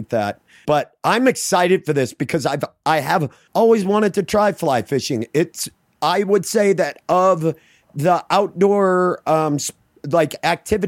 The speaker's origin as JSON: {"language": "English", "region": "Maine", "country": "United States", "tie": "born or raised there", "said": "I grew up in Maine, a violent child of the woods"}